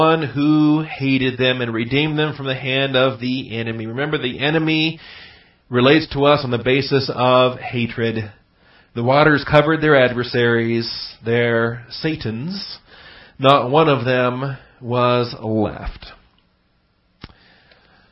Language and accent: English; Seattle, Washington, United States; moved away as an adult; I grew up in Seattle